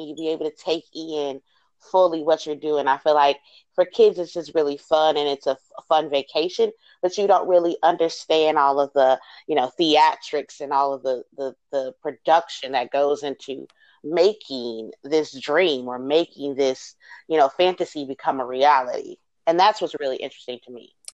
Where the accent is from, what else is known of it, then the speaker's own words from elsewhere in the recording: Chicago, Illinois, United States; moved away; I'm originally from Chicago